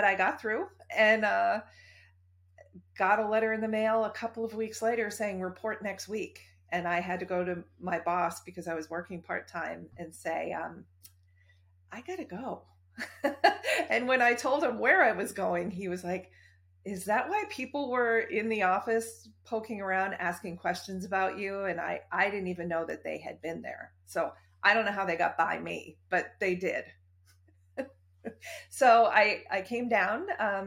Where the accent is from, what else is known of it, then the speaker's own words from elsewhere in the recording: near Boston, closer to Cape Cod, Massachusetts, United States; moved away as an adult; also born or lived in Washington, D.C.; I grew up near Boston, actually closer to Cape Cod.